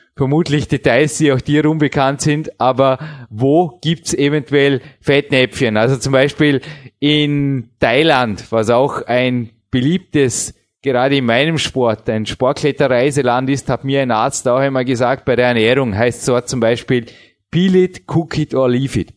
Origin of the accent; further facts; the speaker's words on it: Austria; bei uns in Österreich